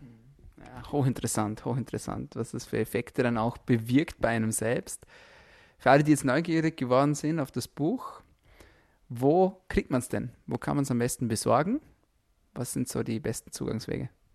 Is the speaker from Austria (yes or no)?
yes; Austria; bei uns in Österreich